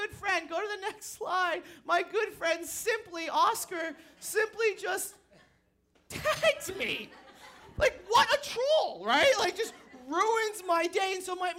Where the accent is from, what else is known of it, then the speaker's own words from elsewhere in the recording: New England, United States; moved away; I grew up in New England